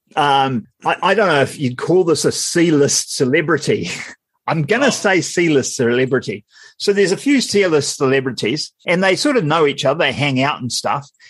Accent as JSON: {"language": "English", "region": "Wellington", "country": "New Zealand", "said": "I'm from Wellington"}